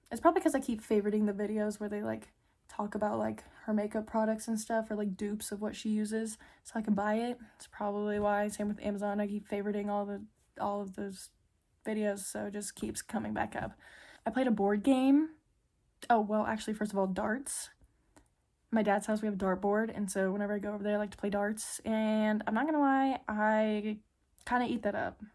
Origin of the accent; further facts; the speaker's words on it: Midland, United States; moved away; I love being home, spending time with my fam. in my hometown friends